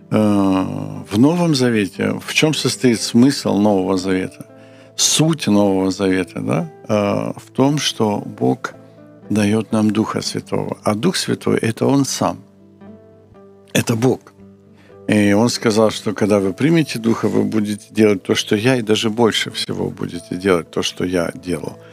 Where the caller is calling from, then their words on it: Kharkiv, Kharkiv Oblast, Ukraine; Здравствуйте, я я из Харькова.